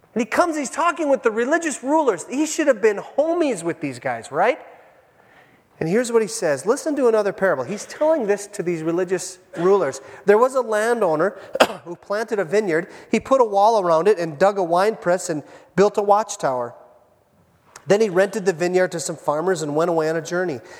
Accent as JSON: {"language": "English", "area": "Iron Range", "region": "Minnesota", "country": "United States", "tie": "born or raised there", "said": "I was raised on the Iron Range"}